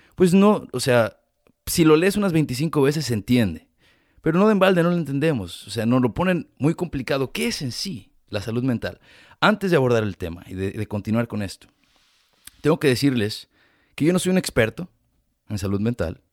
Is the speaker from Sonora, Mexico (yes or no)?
no; Ameca, Jalisco, Mexico; now in United States; yo soy de Jalisco y la mayoría me imagino que son de mi pueblo y así que toda la gente de mi Ameca